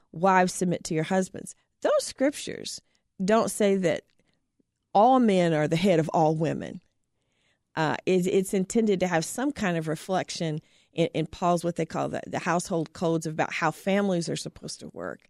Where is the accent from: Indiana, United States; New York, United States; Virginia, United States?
Indiana, United States; Terre Haute; born or raised there